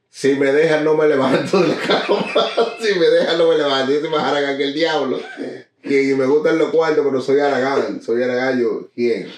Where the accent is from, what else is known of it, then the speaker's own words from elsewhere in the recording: Newark, New Jersey, United States; represento Nual, Brick City.